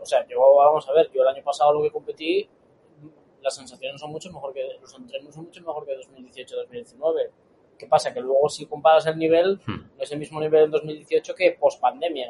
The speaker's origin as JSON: {"language": "Spanish", "region": "Galicia", "country": "Spain", "said": "como gallego que soy"}